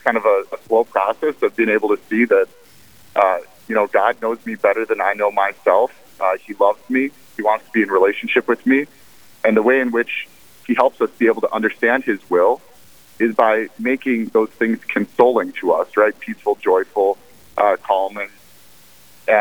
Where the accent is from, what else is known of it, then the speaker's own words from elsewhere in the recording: Bismarck, North Dakota, United States; I grew up in Bismarck, North Dakota, to a very good family.